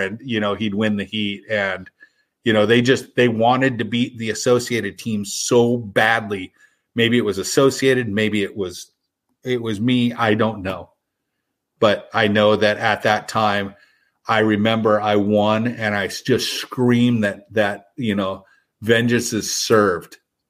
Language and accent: English; San Diego, California, United States; Growing up in San Diego, there was a place called the Naval Training Center.